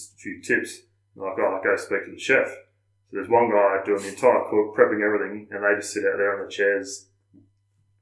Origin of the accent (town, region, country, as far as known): Australia